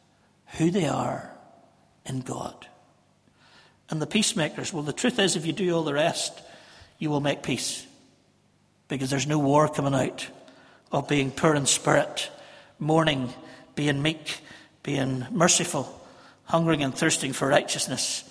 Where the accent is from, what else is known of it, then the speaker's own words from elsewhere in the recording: Northern Ireland, United Kingdom; we're just Northern Irish